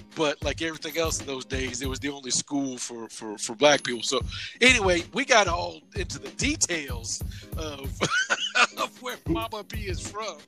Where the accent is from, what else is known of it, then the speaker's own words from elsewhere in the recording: Louisville, Kentucky, United States; I'm from Louisville uh, proper, but my neck of the woods is Fern Creek. That's where I was mm. born and raised